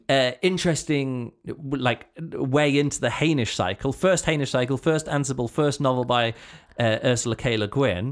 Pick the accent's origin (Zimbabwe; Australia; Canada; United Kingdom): United Kingdom; as a British, uh, kid, this is what I grew up, this is the kind of poetry I grew up